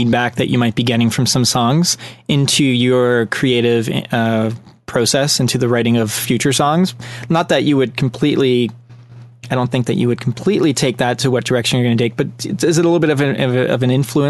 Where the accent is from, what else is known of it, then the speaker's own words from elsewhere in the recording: Canada; from Canada